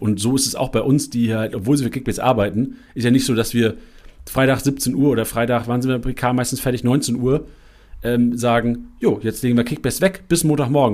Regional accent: Lüneburg, Lower Saxony, Germany; now in Mainz, Germany; Ich bin in Lüneburg groß geworden, im Norden

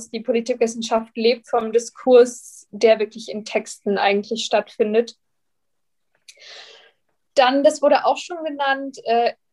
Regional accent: Bavaria, Germany; Ich komme aus der Nähe von München, habe dann die LMU genommen

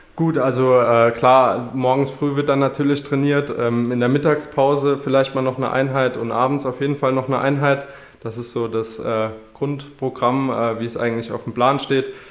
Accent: Wemmetsweiler, Saarland, Germany; moved away as an adult; now in Frankfurt, Germany; ich komme aus Wemmetsweiler und lebe zurzeit in Frankfurt

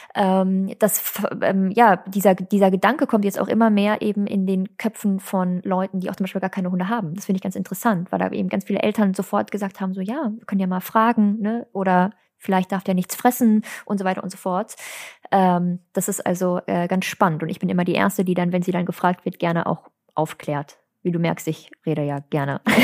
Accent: Hagen, North Rhine-Westphalia, Germany; oute ich mich als gebürtige Hagenerin

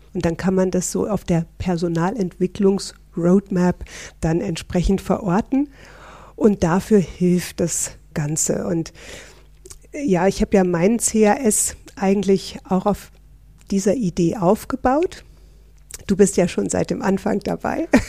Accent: Northern Germany, Germany; moved away as an adult; now in Switzerland; Ich bin eine echte Norddeutsche, seit 28 Jahren in der schönen Schweiz

